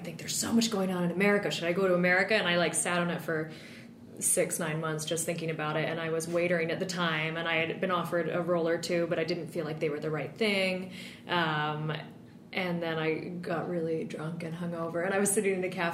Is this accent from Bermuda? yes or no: yes; Bermuda; accent: American; moved away as an adult; also born or lived in Texas / Glasgow, Scotland / London; I'm from Bermuda